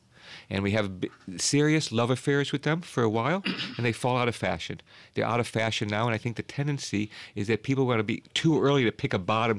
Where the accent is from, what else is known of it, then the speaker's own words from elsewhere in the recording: Chicago, Illinois, United States; I grew up in Chicago, and United Airlines has had several problems over the years.